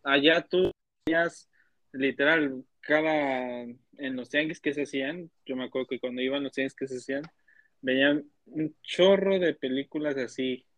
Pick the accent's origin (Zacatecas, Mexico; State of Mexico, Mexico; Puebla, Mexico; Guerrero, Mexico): State of Mexico, Mexico; yo soy de Estado de México